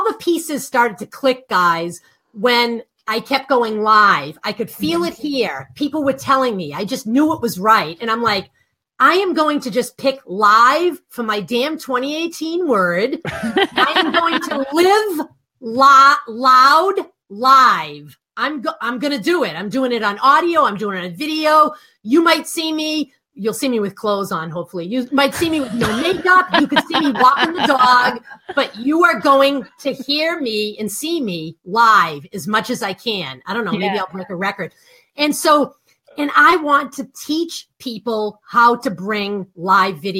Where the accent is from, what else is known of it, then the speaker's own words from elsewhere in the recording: Boston, Massachusetts, United States; accent: Boston; I'm from Boston